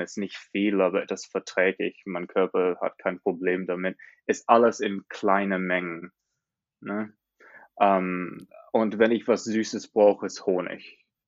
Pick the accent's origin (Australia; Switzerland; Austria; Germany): Australia; German is a second language; also born or lived in Montreal, Canada; ich komme aus Australien, habe da fast mein ganzes Leben gelebt, aber bis zweimal habe ich in Kanada gelebt, in Montreal.